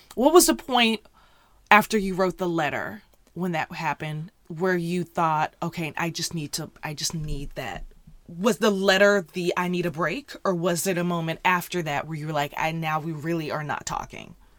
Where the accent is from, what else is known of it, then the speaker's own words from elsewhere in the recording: the South, United States; we're both from the South